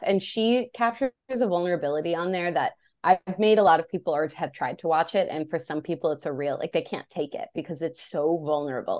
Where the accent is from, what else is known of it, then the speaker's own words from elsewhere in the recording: Illinois, United States; now in Los Angeles, United States; I grew up in Illinois